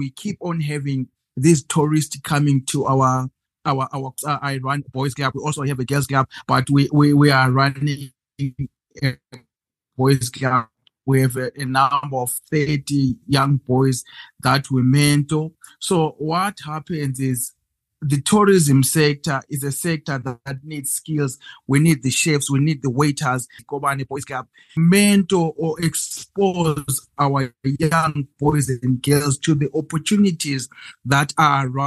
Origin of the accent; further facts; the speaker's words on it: Zimbabwe; I'm from Zimbabwe, and I live in one of the best places in the world